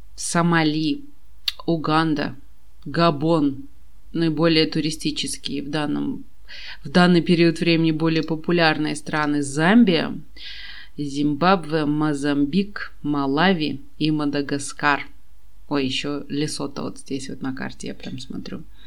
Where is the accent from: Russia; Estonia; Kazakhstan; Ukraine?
Kazakhstan; я из Казахстана, и мне не нужна виза совсем